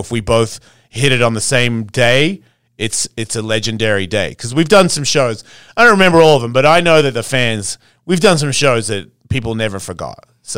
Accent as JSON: {"language": "English", "country": "Australia", "said": "it depends where you come from in Australia. I'm from Bogans. You know what I mean? I'm a Hessian redneck of Australia."}